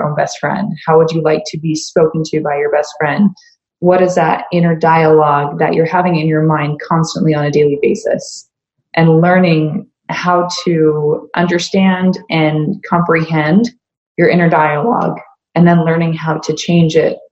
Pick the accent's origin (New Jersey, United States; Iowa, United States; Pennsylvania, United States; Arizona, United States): Arizona, United States; Mesa; moved away; also born or lived in Boise, Idaho; growing up in Mesa, wasn't the easiest upbringing.